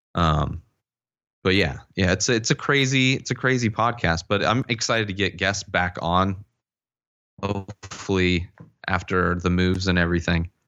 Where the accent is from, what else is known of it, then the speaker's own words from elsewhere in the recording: Palm Springs, California, United States; I grew up in the Coachella Valley, Palm Springs area